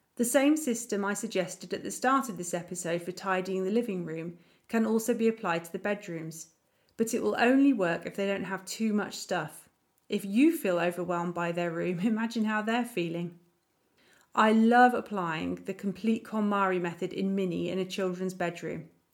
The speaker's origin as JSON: {"language": "English", "country": "United Kingdom", "moved": "as an adult", "lives_now": "Germany", "said": "As a Brit"}